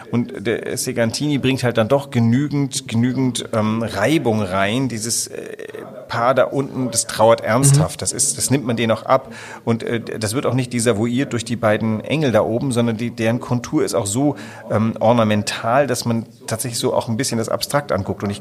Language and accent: German; Southern Germany, Germany; born there; Ich bin zwar in Süddeutschland geboren, aber mich kannst du ja überall hinsetzen und ich versuche mich zu assimilieren.